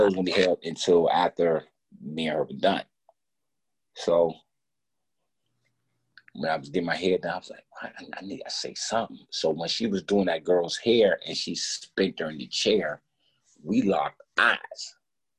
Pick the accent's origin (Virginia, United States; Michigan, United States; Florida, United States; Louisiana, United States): Virginia, United States; Alexandria; I'm from Alexandria, Virginia, 10, 15 minutes from the district